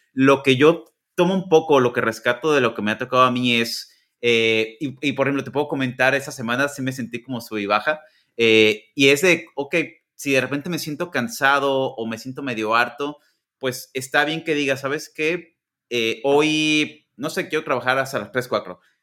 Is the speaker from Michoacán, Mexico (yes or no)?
no; Guadalajara, Jalisco, Mexico; moved away as an adult; now in United States; yo soy de Guadalajara.